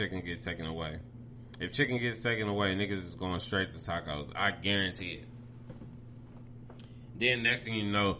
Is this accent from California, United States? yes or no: no; Pickerington, Ohio, United States; I grew up around in Pickerington